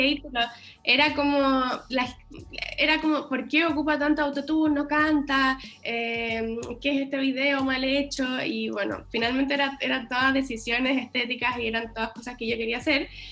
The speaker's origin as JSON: {"language": "Spanish", "country": "Chile", "said": "los chilenos quizás somos más tímidos"}